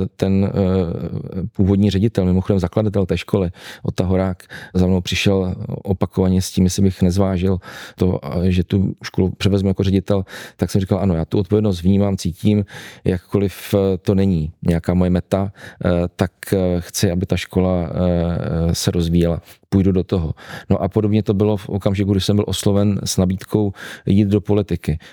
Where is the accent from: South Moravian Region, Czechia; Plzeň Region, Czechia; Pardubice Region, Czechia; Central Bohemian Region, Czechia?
Pardubice Region, Czechia; Heřmanův Městec; Můj strýc byl dlouhá leta ředitelem základní školy u nás v Hermanově městci